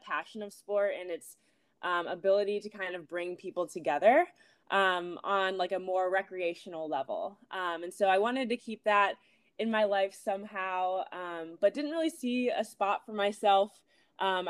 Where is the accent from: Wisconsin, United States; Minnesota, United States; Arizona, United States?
Minnesota, United States; Minneapolis; moved away as an adult; also born or lived in New Haven, Connecticut / New York; now in Los Angeles, United States; I'm from Minneapolis, Minnesota originally, grew up there